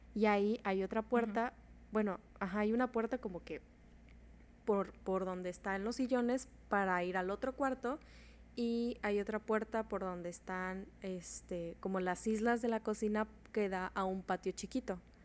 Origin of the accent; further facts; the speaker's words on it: Mexico; yo nací en México